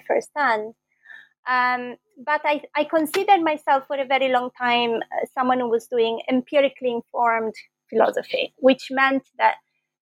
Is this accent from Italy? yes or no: yes; Bologna, Emilia-Romagna, Italy; moved away as an adult; also born or lived in London, United Kingdom; I was born in Bologna, and that's where I did my first degree in philosophy.